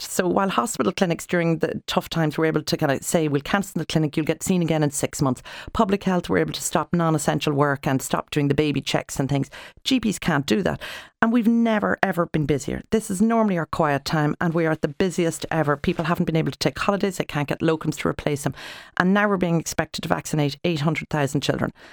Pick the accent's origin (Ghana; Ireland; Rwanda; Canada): Ireland; us as Irish people